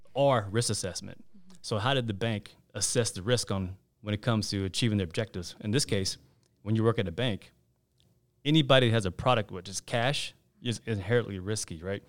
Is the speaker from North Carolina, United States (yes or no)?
yes; Raleigh, North Carolina, United States; also born or lived in Chapel Hill, North Carolina / Gastonia, North Carolina; I'm a North Carolina native. You couldn't probably tell by my name. But I was born in Chapel Hill. My folks moved to Raleigh when I was two, so I, I consider Raleigh my hometown